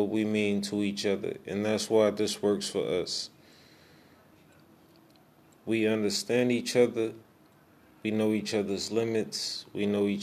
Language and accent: English; Oakland, California, United States; I'm from East Oakland, California.